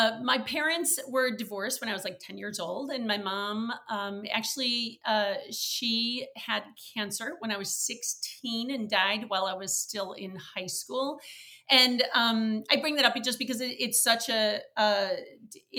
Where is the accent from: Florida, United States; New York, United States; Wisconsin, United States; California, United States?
Wisconsin, United States; now in Chicago, United States; I had an absolutely wonderful childhood growing up in Wisconsin.